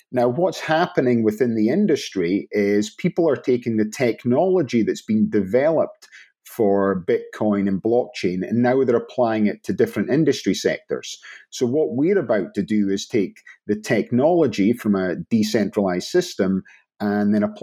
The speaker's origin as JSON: {"language": "English", "town": "Inverness", "region": "Scotland", "country": "United Kingdom", "tie": "born or raised there", "said": "I'm from the north of Scotland. So, originally Inverness, which no one knows what it is"}